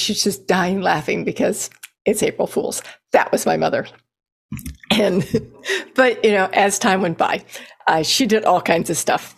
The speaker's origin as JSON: {"language": "English", "region": "Texas", "country": "United States", "tie": "born or raised there", "also_born_or_lived": "Colorado", "said": "when I moved to Texas, even as a seven-year-old"}